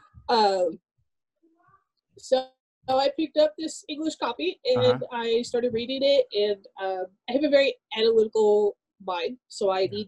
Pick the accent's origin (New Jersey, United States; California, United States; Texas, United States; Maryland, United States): California, United States; San Bernardino; first language Arabic; English is a second language; I was born and raised in Southern California, uh-huh. In the San Bernardino area